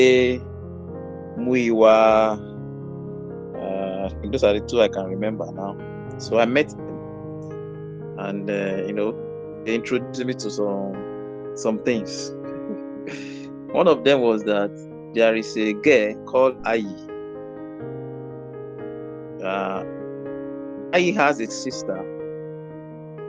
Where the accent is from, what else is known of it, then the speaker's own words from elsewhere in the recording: Ede, Osun, Nigeria; I left my hometown, that's Eden, Osun State, for Ibadan